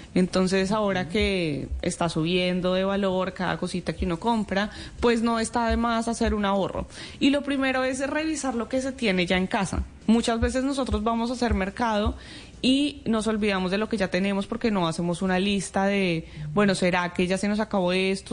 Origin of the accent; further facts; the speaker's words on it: Colombia; moved away; a mí como colombiana